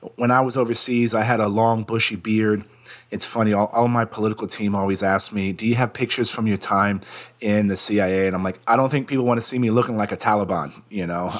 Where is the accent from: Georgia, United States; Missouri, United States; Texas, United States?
Texas, United States; San Antonio; moved away; also born or lived in India; I decided to move back to my hometown to run for Congress